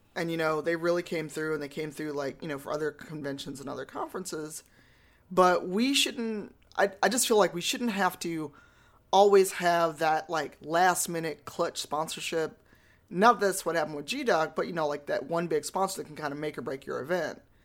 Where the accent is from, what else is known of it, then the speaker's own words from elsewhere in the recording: Chicago, Illinois, United States; I'm from Chicago